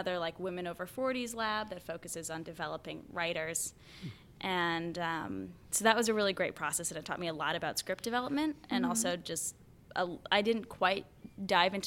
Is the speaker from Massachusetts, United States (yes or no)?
yes; Gloucester, Massachusetts, United States; I grew up north of Boston. It's about 40 minutes by train, half-hour drive. It's right along the coast. It's a gorgeous beach town. It's called Gloucester, Massachusetts.